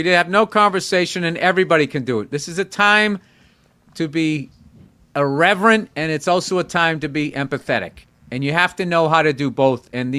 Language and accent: English; New York City, New York, United States; I'm from New York City. I mean, coming out here seeing all this cattle.